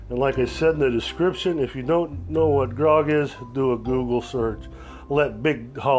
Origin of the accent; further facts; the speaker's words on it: Kansas City, United States; we're from Kansas City